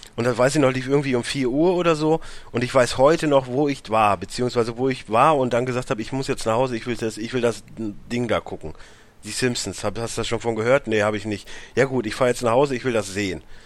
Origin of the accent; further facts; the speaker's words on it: Warendorf, North Rhine-Westphalia, Germany; Ich, ich komme aus Warndorf, nicht aus einer Großstadt